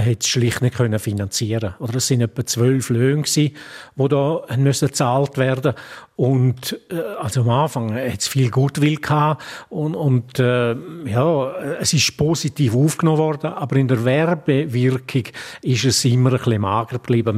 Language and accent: German; Graubünden, Switzerland; als Bündner Reporter